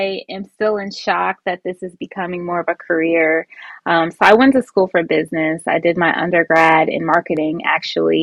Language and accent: English; Cleveland, Ohio, United States; also born or lived in Toledo, Ohio; I'm from Cleveland, Ohio. Was born in Toledo and was raised by my mom and my grandma.